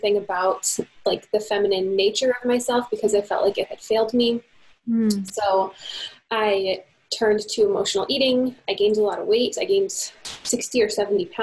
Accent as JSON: {"language": "English", "country": "United States", "moved": "as an adult", "lives_now": "Canada", "said": "I'm American"}